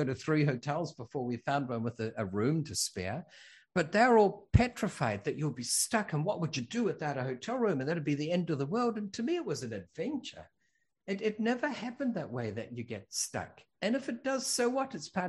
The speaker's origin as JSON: {"language": "English", "country": "New Zealand", "tie": "born there", "said": "I was born in New Zealand. We're from all over. I went to school in six countries."}